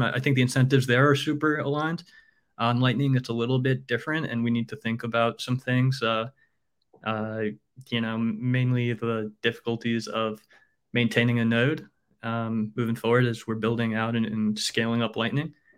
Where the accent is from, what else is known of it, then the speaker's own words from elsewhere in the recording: New York, United States; moved away as an adult; I'm a New Yorker, born and raised